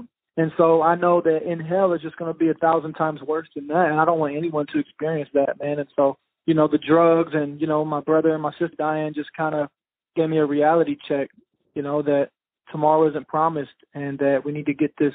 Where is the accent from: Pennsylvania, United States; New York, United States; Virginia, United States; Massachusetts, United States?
Virginia, United States; Richmond; But I'm originally from Richmond, Virginia. Both of my parents were drug addicts, so I grew up in a lot of different crack houses and trap houses and grew up in the streets, you know, bounced around a lot, moved around a lot